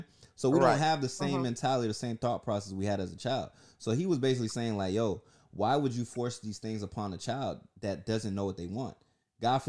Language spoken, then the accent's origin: English; Orlando, Florida, United States; also born or lived in Newark, New Jersey; I grew up in the hood, Pine Hills in Orlando, Florida